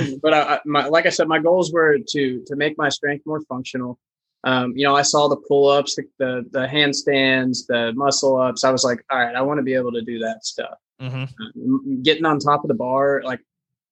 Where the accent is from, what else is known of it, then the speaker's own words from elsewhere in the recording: Louisville, Kentucky, United States; also born or lived in Lexington, Kentucky; I was born and raised in Louisville, Kentucky, still live here.